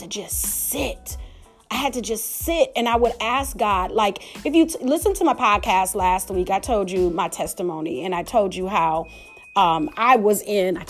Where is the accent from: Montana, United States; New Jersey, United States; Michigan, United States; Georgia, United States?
Michigan, United States; Detroit; I am from Detroit. I love my city of Detroit